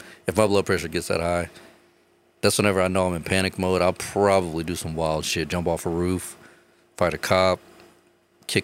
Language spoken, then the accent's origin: English; Texas, United States; I'm a Texan dog